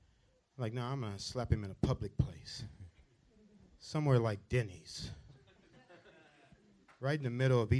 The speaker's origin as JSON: {"language": "English", "town": "Los Angeles", "region": "California", "country": "United States", "said": "I'm from South Central Los Angeles, so a lot of my friends get killed every day."}